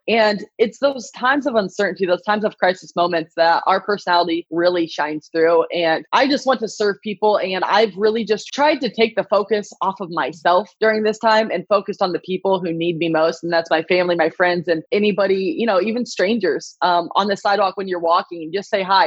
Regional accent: Iowa, United States; I was born and raised in Iowa

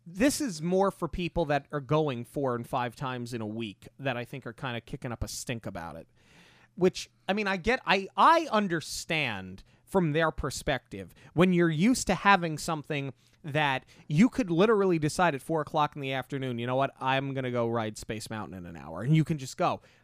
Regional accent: New York, United States; we're from New York

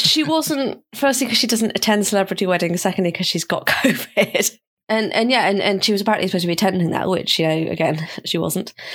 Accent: United Kingdom; as a Brit

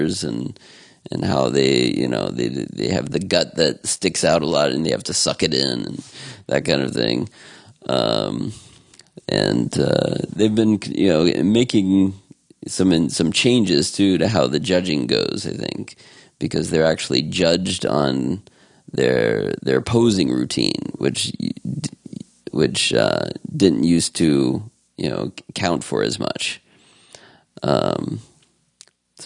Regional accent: Columbus, Ohio, United States; I grew up in the Columbus area

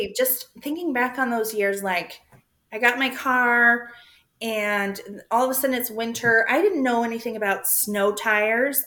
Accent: Arizona, United States; moved away; also born or lived in Spokane; I'm from Arizona

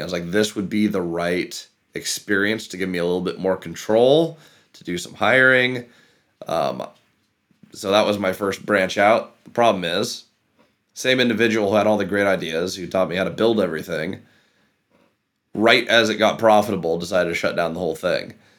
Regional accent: Issaquah, Washington, United States; where I grew up in Issaquah

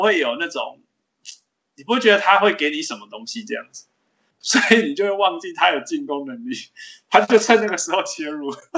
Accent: Canada; 他就是我们加拿大人

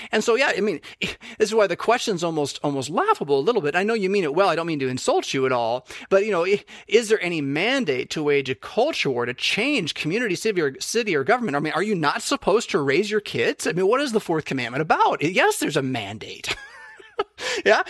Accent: United States; as a United States citizen

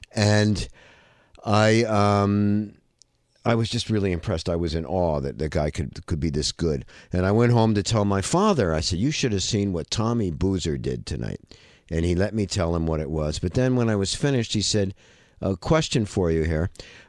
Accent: United States; moved away; I grew up in the United States.

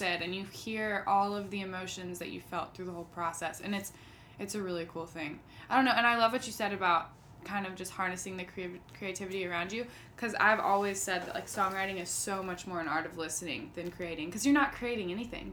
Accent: St. Simons Island, Georgia, United States; I grew up in St. Simon's Island, Georgia.

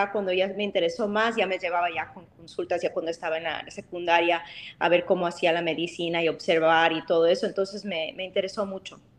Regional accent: Chicago, Illinois, United States; porque yo soy originalmente de, de Chicago, es donde mi mamá vivía

